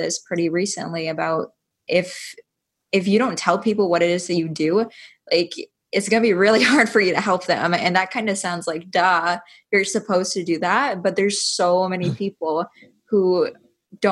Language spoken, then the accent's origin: English; Iowa, United States; I'm from Iowa